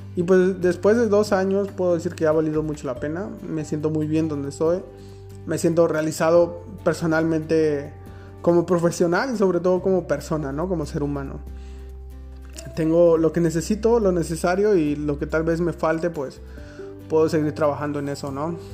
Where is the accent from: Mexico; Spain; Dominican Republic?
Mexico; now in Berlin, Germany; Enfermero Mexicano en Alemania